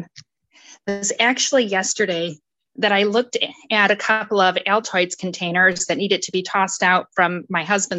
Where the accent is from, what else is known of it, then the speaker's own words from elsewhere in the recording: outside of Detroit, Michigan, United States; I grew up outside of Detroit